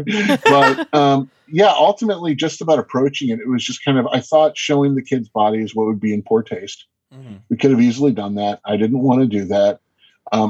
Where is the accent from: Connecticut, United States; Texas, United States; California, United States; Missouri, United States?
California, United States; Los Angeles; I'm from Los Angeles.